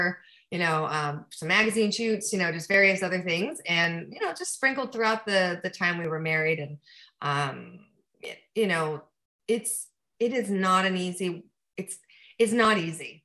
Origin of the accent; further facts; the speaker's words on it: east of Los Angeles, Southern California, United States; I'm from Southern California, but I was from a, you know, not Los Angeles, like way east of Los Angeles, in a more like, it's not so rural anymore